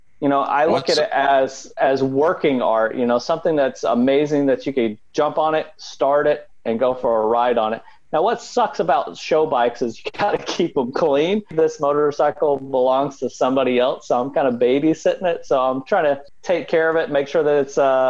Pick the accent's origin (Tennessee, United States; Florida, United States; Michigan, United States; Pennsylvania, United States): Tennessee, United States; I grew up right on the Tennessee-Alabama state line. I was about 2 miles into Tennessee, just north of Florence, Alabama, which pretty close to Columbia, between Columbia and Savannah, Tennessee, way down in the south there.